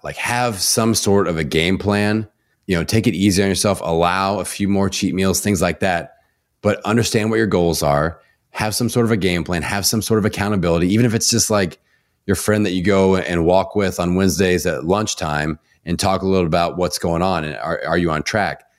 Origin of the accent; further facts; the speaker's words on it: Indiana, United States; I'm from Indiana. We have mamaws and Papa's here.